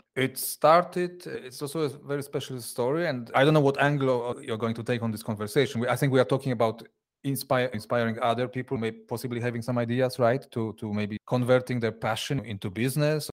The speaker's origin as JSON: {"language": "English", "country": "Poland", "moved": "as an adult", "lives_now": "Switzerland", "said": "I, I come originally from Poland."}